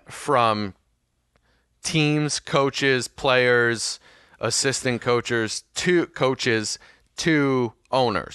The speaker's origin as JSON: {"language": "English", "country": "United States", "said": "I'm American, and I don't pronounce it with two Ts"}